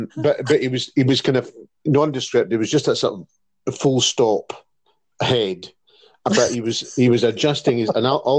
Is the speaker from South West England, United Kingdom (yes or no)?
no; Campbeltown, Scotland, United Kingdom; I was there in Campbelltown cutting the ribbon, and it was a great honour indeed in my hometown.